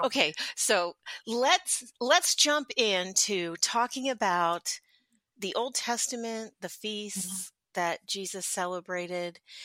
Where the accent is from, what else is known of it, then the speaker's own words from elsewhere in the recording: Philadelphia, Pennsylvania, United States; now in Southern Indiana, United States; I grew up in Philadelphia